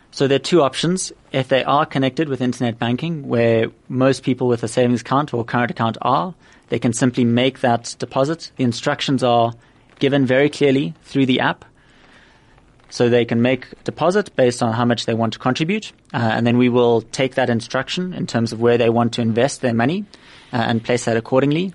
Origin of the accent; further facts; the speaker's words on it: Cape Town, Western Cape, South Africa; also born or lived in Oxford; born and raised in Cape Town